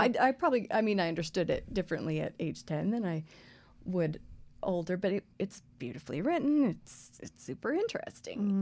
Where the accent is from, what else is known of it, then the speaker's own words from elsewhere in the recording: Colorado, United States; I grew up here in Colorado.